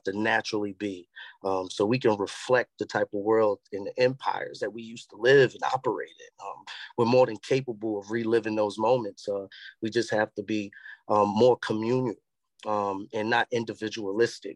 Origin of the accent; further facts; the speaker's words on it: New York City, New York, United States; moved away; also born or lived in Charlotte; I'm from the Bronx, man. I'm from an era where you walk up the block, Miss Flo can tell you what